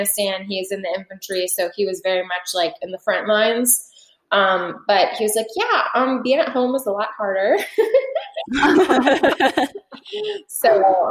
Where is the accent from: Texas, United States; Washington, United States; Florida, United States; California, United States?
Florida, United States; also born or lived in Quantico, Virginia; I'm from Florida